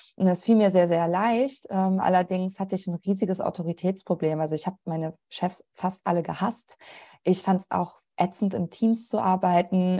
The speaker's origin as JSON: {"language": "German", "town": "Troisdorf", "region": "North Rhine-Westphalia", "country": "Germany", "tie": "born or raised there", "said": "ich bin gebürtige Rheinländerin. Ich komme aus Troisdorf"}